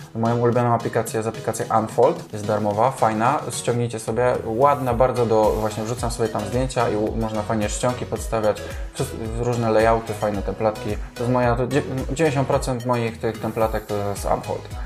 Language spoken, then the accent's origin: Polish; Kraków, Lesser Poland, Poland; Jestem z Krakowa, jak pewnie wiesz, nie należy to do najmniejszych miast.